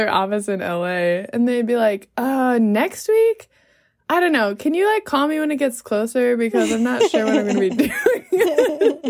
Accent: Los Angeles, California, United States; accent: LA accent; moved away as an adult; now in Nepal; being from

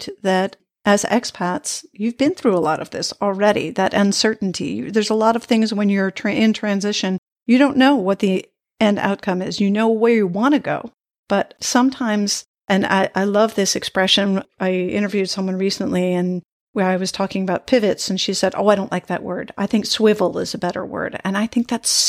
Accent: United States; moved away as an adult; as an American abroad

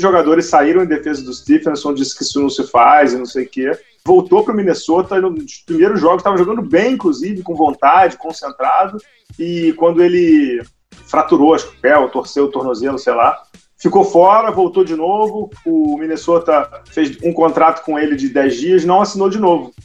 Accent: Rio de Janeiro, Brazil; A gente é carioca

